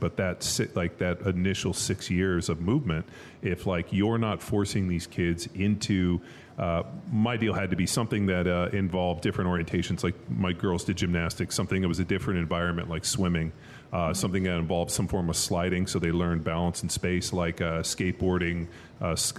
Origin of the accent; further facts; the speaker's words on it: Southern California, United States; I grew up in Southern California, like we grew up in a pool and went to the beach all the time